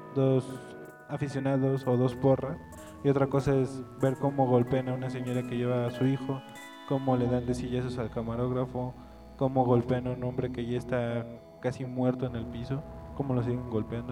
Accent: Mexico; todos somos mexicanos

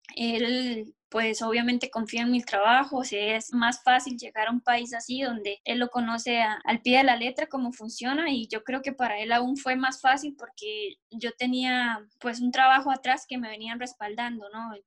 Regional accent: Bahía Ballena, Puntarenas, Costa Rica; now in France; yo soy de un pueblo que se llama Bahía Ballena, está cerca de, Pérez de León. Bueno, vivo ahí toda mi vida, mi mamá es de ahí

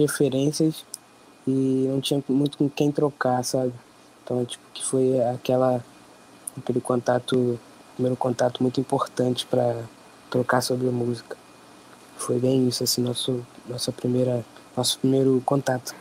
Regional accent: Nova Iguaçu, Rio de Janeiro, Brazil; somos da Baixada Fluminense, tanto eu quanto o …, nascidos e criados aqui, né? na Baixada Fluminense, Nova Iguaçu

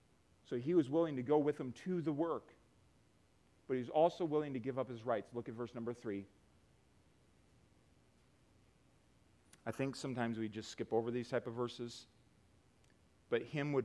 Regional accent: United States

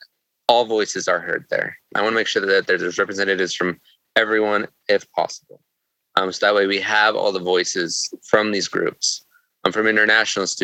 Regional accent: Salt Lake City, Utah, United States; also born or lived in Rexburg, Idaho; I grew up in Salt Lake City

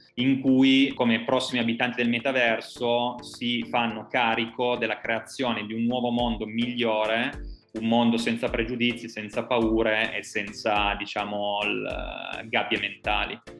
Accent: Turin, Piedmont, Italy; noi siamo i, eh, italiani, ma in primis eh, siamo di Torino

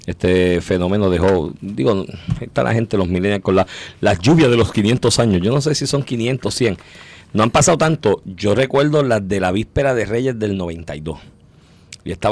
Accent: Comerío, Puerto Rico; yo soy de Comerío, yo, en el barrio del sistema bombeo aparte, pero en el pueblo de Comerío

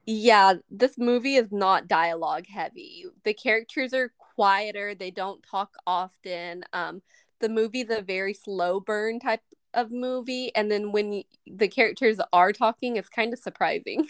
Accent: United States; I'm American

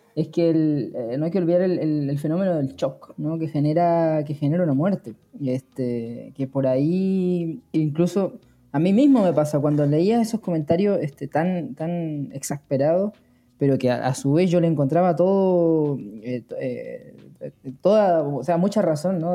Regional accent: Patagonia, Chile; moved away; also born or lived in Río de la Plata; no soy argentino, ¿no? Lo, lo, veo desde, lo veí desde Chile, desde la Patagonia

